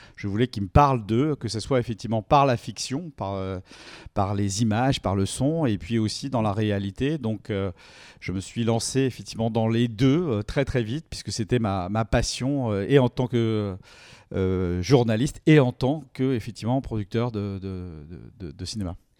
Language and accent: French; France; on est français